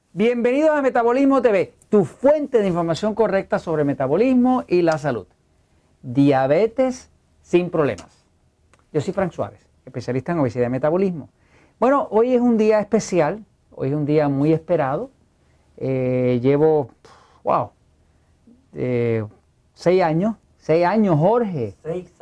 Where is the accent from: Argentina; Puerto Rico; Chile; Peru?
Puerto Rico; accent: Puerto Rican